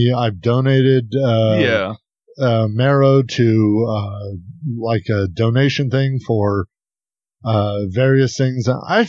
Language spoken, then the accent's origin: English; United Kingdom; also born or lived in Switzerland; I'm British and Swiss.